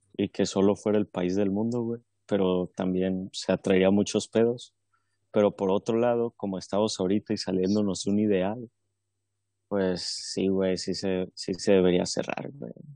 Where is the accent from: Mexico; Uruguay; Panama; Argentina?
Mexico